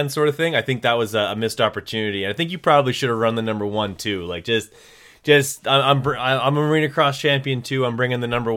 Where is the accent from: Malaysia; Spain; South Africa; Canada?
Canada; I'm Canadian